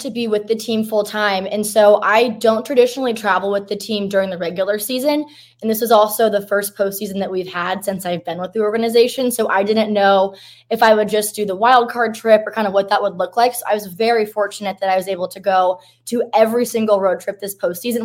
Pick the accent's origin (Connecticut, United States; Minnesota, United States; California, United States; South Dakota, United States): California, United States; Southern; now in Texas, United States; I'm actually from Southern California, so I grew up an Angels fan